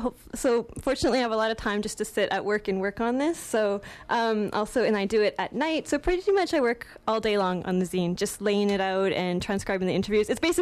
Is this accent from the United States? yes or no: no; Calgary, Alberta, Canada; I'm from Calgary, actually.